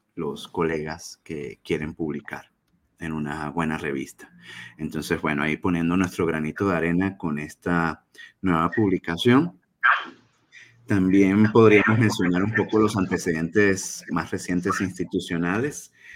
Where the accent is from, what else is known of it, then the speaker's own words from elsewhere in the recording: Venezuela; now in Chihuahua, Mexico; soy venezolano de origen radico acá en Chihuahua, México